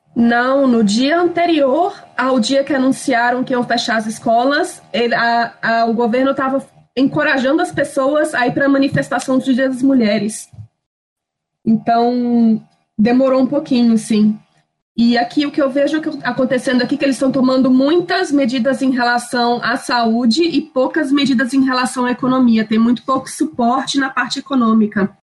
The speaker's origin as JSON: {"language": "Portuguese", "region": "Minas Gerais", "country": "Brazil", "tie": "born or raised there", "moved": "as an adult", "lives_now": "Madrid, Spain", "said": "eu nasci em Minas, mas meus pais estão morando no Espírito Santo"}